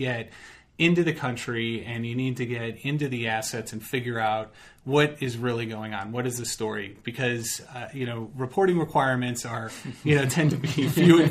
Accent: Chicago, Illinois, United States; I'm from Chicago

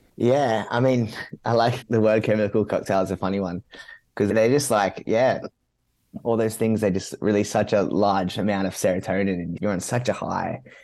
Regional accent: Sydney, New South Wales, Australia; also born or lived in Gold Coast; I grew up in Mount Sydney.

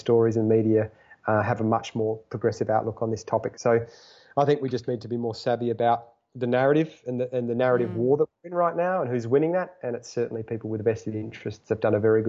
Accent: Australia; as an Australian

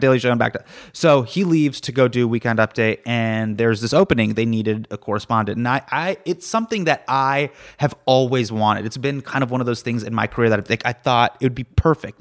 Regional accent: Davis, California, United States; I grew up in Davis, which is right, it's k, k, if you're familiar with where San Francisco is, it's about, about an hour away.

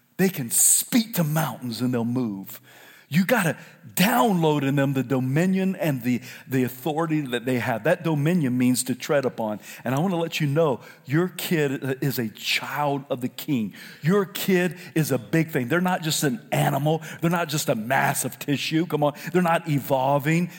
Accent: South Carolina, United States; moved away; also born or lived in California; I'm from South Carolina.

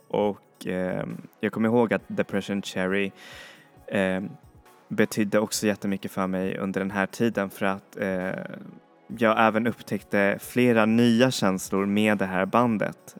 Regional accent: Chile; moved away; i Chile, där jag kommer ifrån

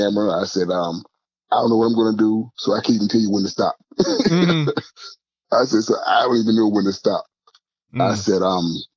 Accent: Surry County, Virginia, United States; moved away as an adult; also born or lived in Washington, D.C. / New York / New Jersey; now in Los Angeles, United States; growing up in Surrey County, Virginia

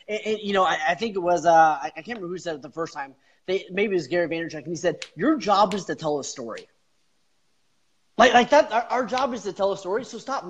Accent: Canada; also born or lived in Kansas / Alaska; I grew up in born in Kansas. Grew up in Canada. 10 years in Alaska.

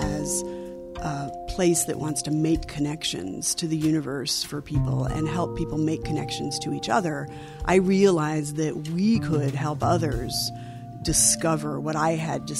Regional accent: Alaska, United States; One of the brightest memories I have of growing up in Alaska is just the connection with the outdoors

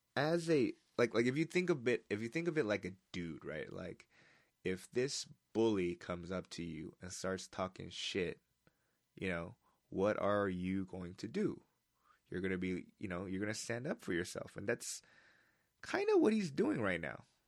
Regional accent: United States; moved away; I'm an American

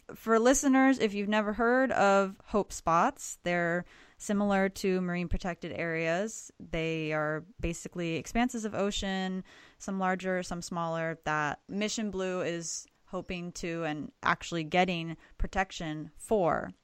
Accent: Florida, United States; I'm originally mm-hmm. from Florida

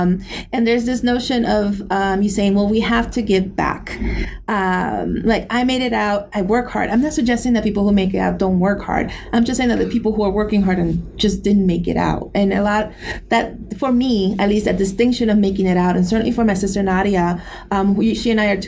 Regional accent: New York City, New York, United States; as a Puerto Rican growing up in New York City and having this access and this memory of Puerto Rico

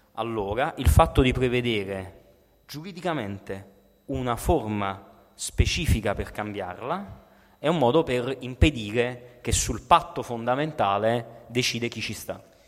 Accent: Naples, Campania, Italy; Da napoletano

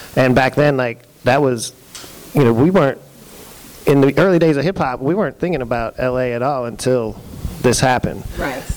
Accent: Pennsylvania, United States; moved away; I'm from Pennsylvania originally

